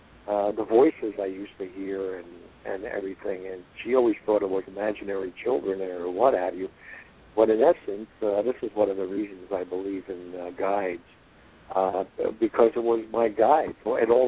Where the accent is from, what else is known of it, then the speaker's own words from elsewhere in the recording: Jersey City, New Jersey, United States; I grew up in Jersey City, New Jersey.